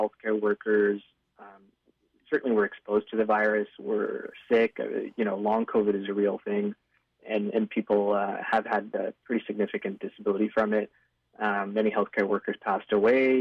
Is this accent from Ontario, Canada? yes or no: yes; Ontario, Canada; moved away as an adult; also born or lived in British Columbia; now in Vancouver, Canada; I moved to British Columbia just a year and a half ago, and I was in Ontario, did all my training, grew up in Ontario